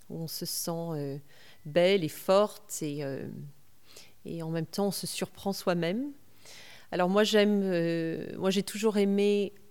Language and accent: French; California, United States; quand j'étais jeune et que j'ai grandi aux États-Unis, donc à 14 ans, j'étais en Californie